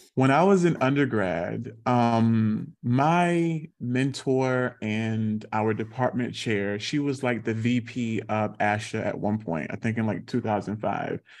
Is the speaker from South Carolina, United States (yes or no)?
yes; South Carolina, United States; I grew up in South Carolina